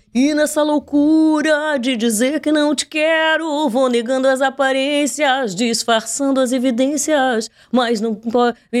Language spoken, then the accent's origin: Portuguese; Pelotas, Rio Grande do Sul, Brazil; nascida, criada e desenvolvida em Pelotas.